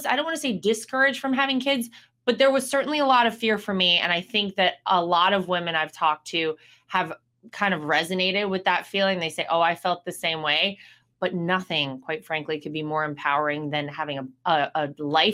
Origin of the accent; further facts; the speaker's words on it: North Carolina, United States; my home state of North Carolina